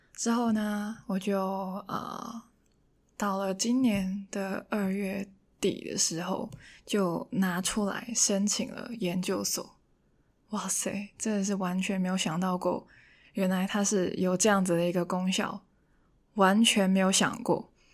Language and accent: Chinese; Hong Kong; first language Cantonese; Chinese is a second language; moved away as an adult; now in Taiwan; 除了跟父母聊天以外呢，我觉得可能自言自语的时候也可以用一下广东话